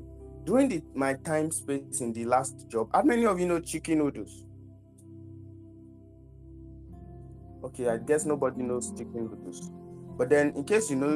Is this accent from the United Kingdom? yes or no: no; Lagos, Nigeria; I was born in Lagos, but I don't really used to go outside, or I don't used to explore Lagos that much